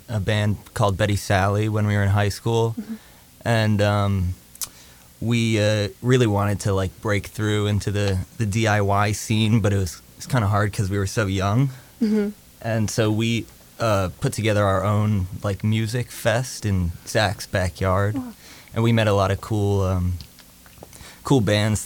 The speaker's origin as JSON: {"language": "English", "town": "Cranford", "region": "New Jersey", "country": "United States", "tie": "born or raised there", "said": "We grew up in Cranford, New Jersey"}